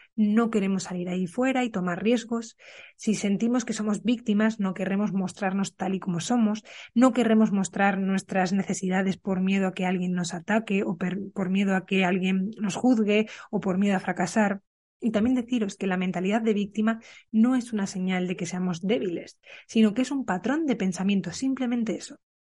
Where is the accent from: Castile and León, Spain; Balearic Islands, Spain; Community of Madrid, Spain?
Castile and León, Spain; Burgos; moved away; Yo ahora estoy en Burgos, en mi ciudad natal, en casa de mis padres